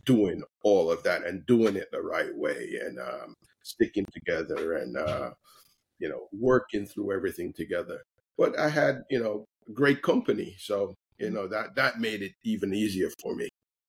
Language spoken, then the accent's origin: English; Jamaica; for me, growing up in Jamaica